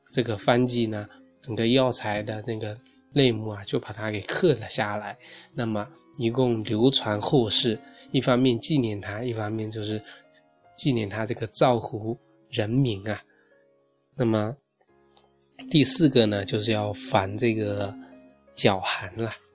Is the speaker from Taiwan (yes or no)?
no; China; 我们中国人